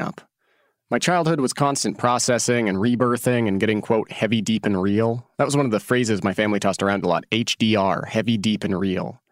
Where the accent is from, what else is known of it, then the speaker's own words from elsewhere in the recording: Oregon, United States; moved away as an adult; after I graduated from high school and I moved away from Oregon